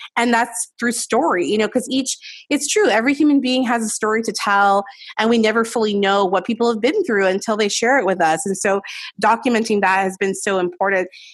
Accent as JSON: {"language": "English", "town": "Los Angeles", "region": "California", "country": "United States", "tie": "born or raised there", "said": "growing up in Los Angeles"}